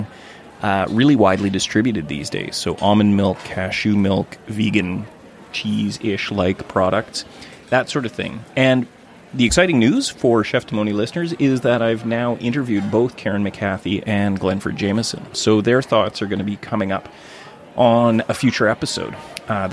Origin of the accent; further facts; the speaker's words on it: Gibsons, British Columbia, Canada; my hometown of Gibson's